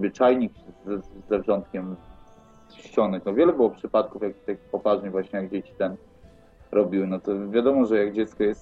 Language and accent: Polish; Opole, Opole Voivodeship, Poland; moved away; A że jestem z Opola, to właśnie się pytam.